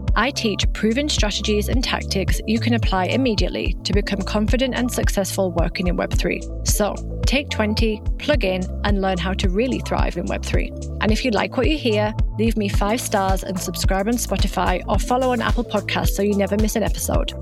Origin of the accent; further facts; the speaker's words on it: United Kingdom; accent: British; moved away as an adult; also born or lived in Vietnam; now in France; I am British, right? That's where I was born, as you can tell by my accent, but I live in the south of France